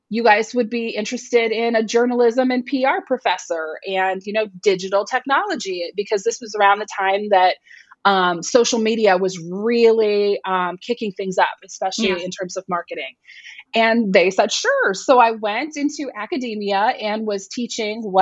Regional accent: Northwest Iowa, United States; Where I grew up in Northwest Iowa

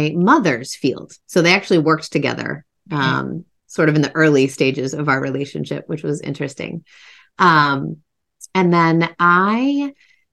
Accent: about a half hour west of Boston, Massachusetts, United States; also born or lived in Washington, D.C.; I was from Massachusetts and I still live once again in the town that I grew up in the city I grew up in, about a half hour west of Boston.

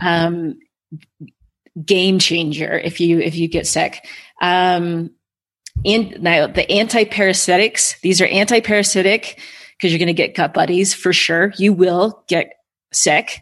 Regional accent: United States; white girl from America

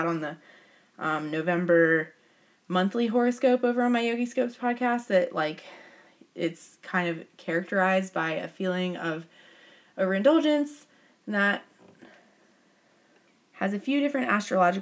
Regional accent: United States; I am a American white girl

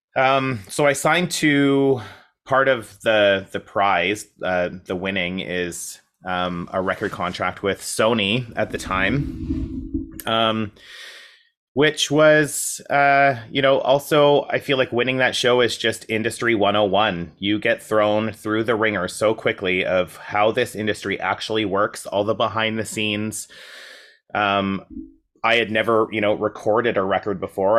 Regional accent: Coaldale, Alberta, Canada; moved away as an adult; now in Toronto, Canada; a town called Coaldale

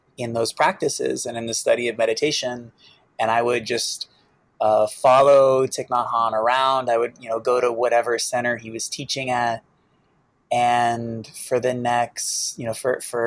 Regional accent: Boston, Massachusetts, United States; I grew up in Boston, with a single mom who was an alcoholic

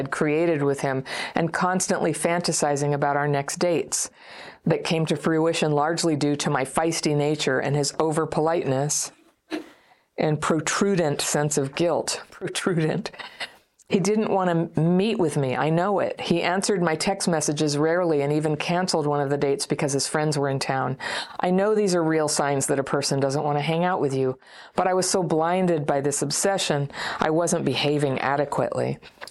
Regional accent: Ukraine; English is a second language; moved away; Last year, a tragic situation happened in my country, the war. I'm from Ukraine. And at the beginning of the war, I had to flee the country and stay at my friend's in Berlin.

